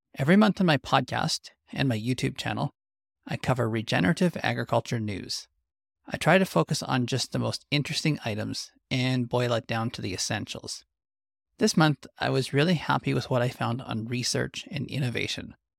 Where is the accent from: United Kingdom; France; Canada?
Canada